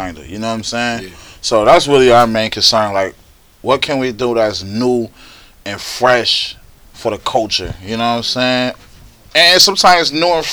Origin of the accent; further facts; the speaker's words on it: Buffalo, New York, United States; I'm from Buffalo